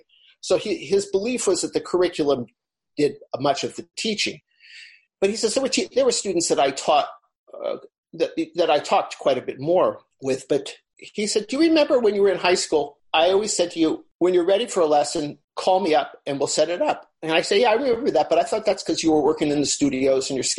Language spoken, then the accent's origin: English; Los Angeles, California, United States; I grew up in Los Angeles